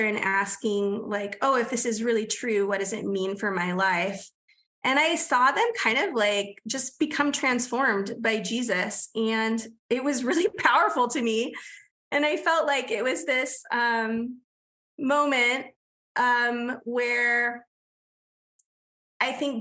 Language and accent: English; San Diego, California, United States; I grew up in Southern California in San Diego